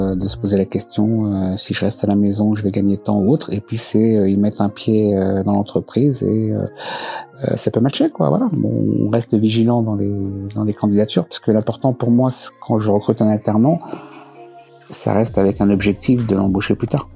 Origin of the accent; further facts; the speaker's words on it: La Grande Borne, Île-de-France, France; also born or lived in Choisy-le-Roi; j'ai grandi à la Grande Bande.